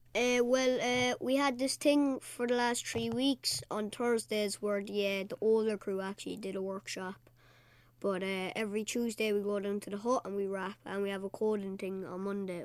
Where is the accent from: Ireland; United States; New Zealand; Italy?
Ireland; Cork, Munster; I'm eleven and I'm from, uh, Cork City, Knockney Heaney